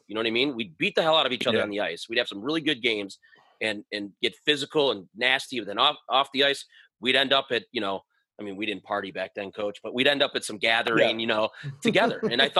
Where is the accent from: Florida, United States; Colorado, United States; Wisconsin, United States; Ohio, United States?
Ohio, United States; Lakewood; where I grew up in Lakewood